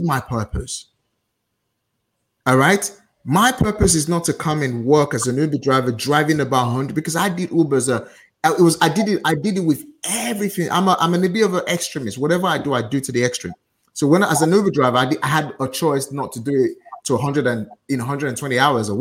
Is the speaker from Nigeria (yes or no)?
yes; Nigeria; now in United Kingdom; as a Nigerian